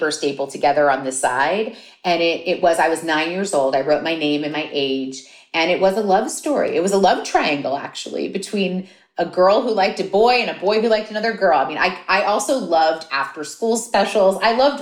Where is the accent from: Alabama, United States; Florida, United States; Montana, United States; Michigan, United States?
Florida, United States; Miami; I grew up in Miami